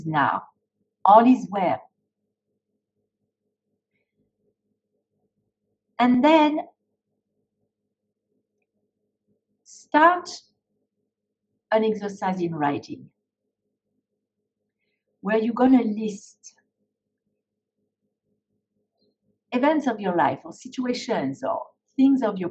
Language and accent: English; France; moved away; I was growing up in France